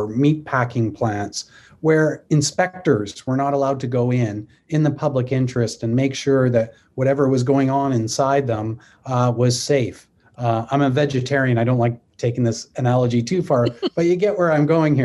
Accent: Canada; I'm a Canadian

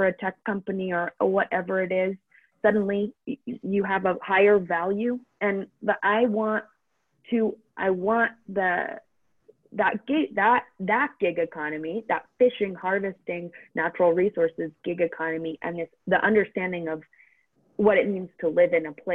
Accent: Maine, United States; I grew up in Maine

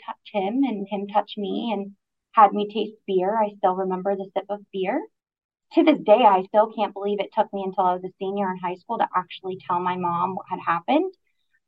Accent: Aroostook County, Maine, United States; moved away as an adult; now in Southern Maine, United States; I'm originally from Aroostook County. At 18 years old, I graduated high school and moved to Southern Maine

